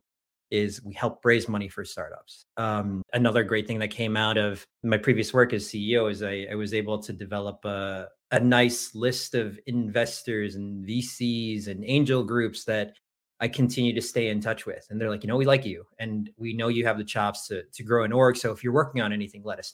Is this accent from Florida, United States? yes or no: no; Detroit, Michigan, United States; also born or lived in Leuven, Belgium / Bonn, Germany / Philippines (ancestry); I grew up middle class in the Detroit area